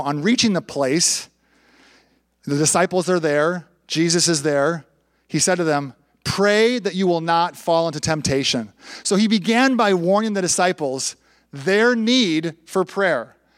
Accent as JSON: {"language": "English", "town": "Minneapolis–Saint Paul", "region": "Minnesota", "country": "United States", "tie": "born or raised there", "also_born_or_lived": "Bolivia / Panama", "moved": "as an adult", "said": "I grew up in the Twin Cities, went to the University of St. Thomas"}